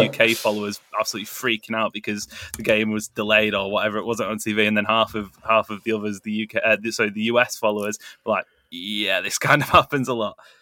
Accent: Greater Manchester, North West England, United Kingdom; as a Mancunian, or, or as a greater Mancunian

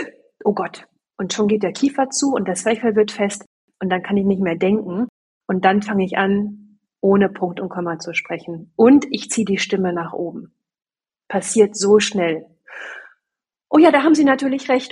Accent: Sieke, Lower Saxony, Germany; ich bin, wie gesagt, auf dem Land groß geworden, da gab es nur einmal im Jahr diese Marktschreiermärkte. Ja, da kamen dann Fischfiete und Käseheidi und Blumenpeter und die standen dann da auf so einem kleinen Marktplatz in Sieke

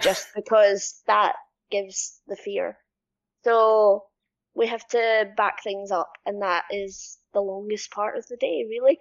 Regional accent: Scotland, United Kingdom; I'm Scottish and I am a motion capture specialist.

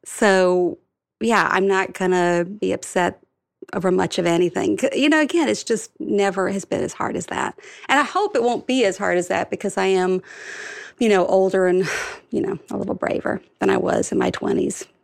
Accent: Alabama, United States; now in New York City, United States; I grew up in Alabama

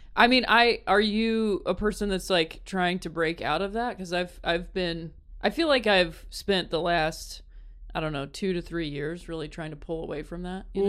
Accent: Akron, Ohio, United States; moved away as an adult; also born or lived in South Bend, Indiana / Chicago; I was born and raised in Akron

